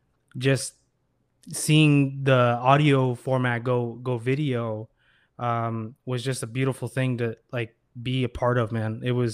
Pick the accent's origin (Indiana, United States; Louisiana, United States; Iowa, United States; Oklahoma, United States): Iowa, United States; I was doing like design for my music and, you know, other friends' music when I was growing up in Iowa.